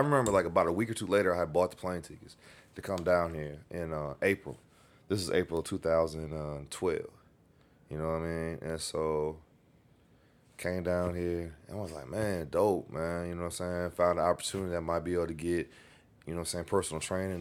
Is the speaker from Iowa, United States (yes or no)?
yes; Clarksville, Iowa, United States; moved away as an adult; also born or lived in Chicago / Los Angeles; Grew up in Clarksville, Iowa